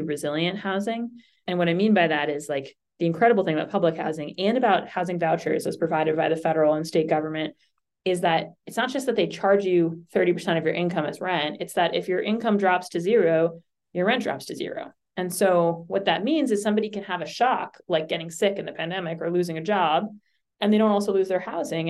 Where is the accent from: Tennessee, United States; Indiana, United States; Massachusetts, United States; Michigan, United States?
Massachusetts, United States; Boston; I grew up in Boston